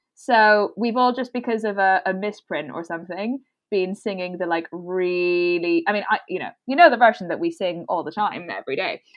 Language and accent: English; Brussels, Brussels-Capital Region, Belgium; first language English; moved away; I'm from Belgium.